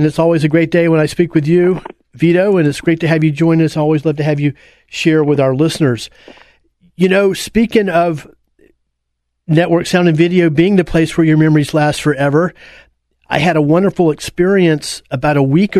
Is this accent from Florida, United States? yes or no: yes; Apopka, Florida, United States; as a youngster growing up in Apopka in those days